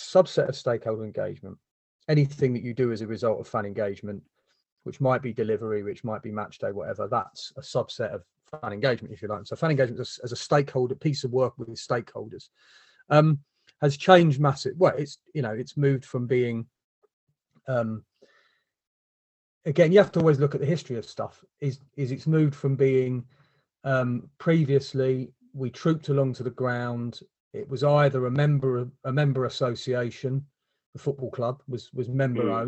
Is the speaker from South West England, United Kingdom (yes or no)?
no; London, United Kingdom; moved away; I was born in Wimbledon, neither of us live where we're from anymore